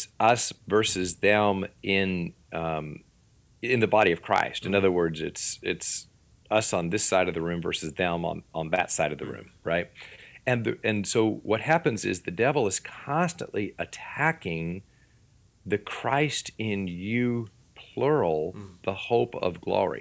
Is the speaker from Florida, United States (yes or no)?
yes; Florida, United States; also born or lived in Washington; now in Missouri, United States; I'm from Florida, and down there, it would be y'all. And then I moved to Washington